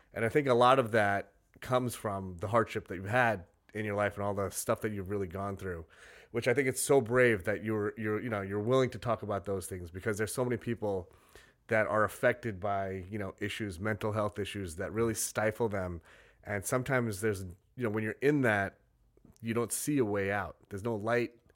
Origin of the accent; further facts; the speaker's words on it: Salt Lake City, Utah, United States; moved away; also born or lived in Brooklyn; I grew up in Salt Lake City.